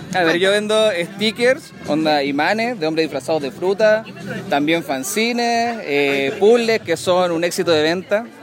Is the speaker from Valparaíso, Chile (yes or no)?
yes; Viña del Mar, Valparaíso, Chile; also born or lived in Santiago; yo soy de acá, de Viña